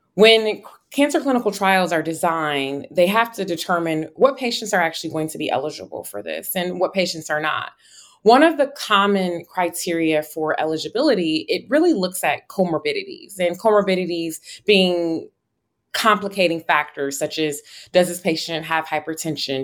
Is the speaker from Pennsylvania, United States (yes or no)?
no; Buffalo, New York, United States; moved away as an adult; also born or lived in Atlanta / Chicago / North Carolina; now in New Haven, United States; I am originally from Buffalo, New York, where I was born and raised